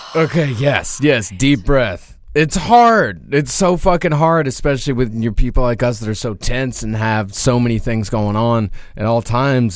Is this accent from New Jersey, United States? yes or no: no; Rochester, Texas, United States; now in New York City, United States; I can't go to my hometown, uh, because Craigslist don't exist for Rochester, Texas